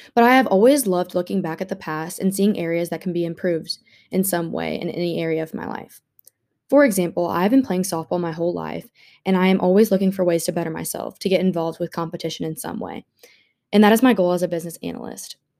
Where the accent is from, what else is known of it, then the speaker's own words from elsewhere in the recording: Jefferson City, Missouri, United States; moved away as an adult; also born or lived in Arkansas; My dad is a business owner in my hometown in Jefferson City, Missouri